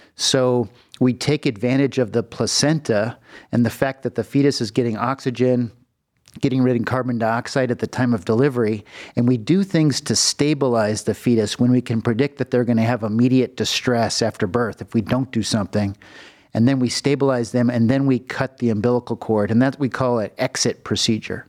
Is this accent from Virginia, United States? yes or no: no; Los Angeles, California, United States; moved away as an adult; also born or lived in Philadelphia; now in Cleveland, United States; I'm from California. I was born in the Los Angeles region in the Valley.